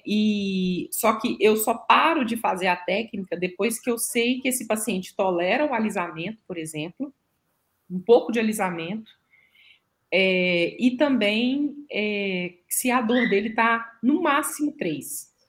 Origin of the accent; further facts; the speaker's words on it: Minas Gerais, Brazil; eu, como uma boa mineira